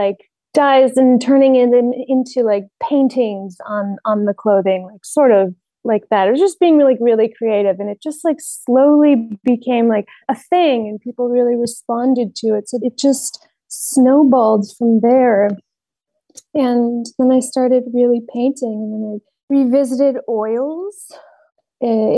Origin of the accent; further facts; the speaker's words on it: Cleveland, Ohio, United States; I grew up in Ohio, Cleveland, Ohio